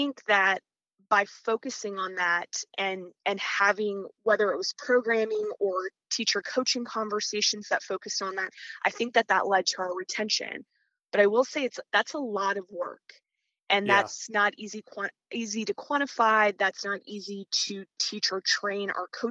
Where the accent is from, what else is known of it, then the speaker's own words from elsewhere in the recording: Midwest, United States; moved away as an adult; also born or lived in East Coast / Louisiana / Mississippi Delta; I was someone who was raised in the Midwest, went to school on the East Coast